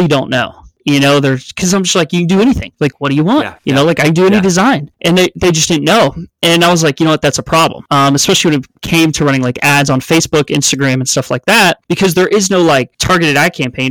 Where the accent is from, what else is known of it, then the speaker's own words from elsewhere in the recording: the South, United States; growing up in the South